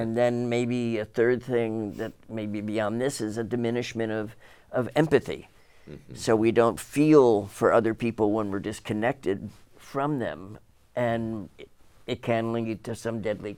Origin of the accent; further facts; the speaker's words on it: New Jersey, United States; When I grew up in New Jersey, my aunt, who lived in Arizona, was sort of the eccentric one who chose not to live in Jersey.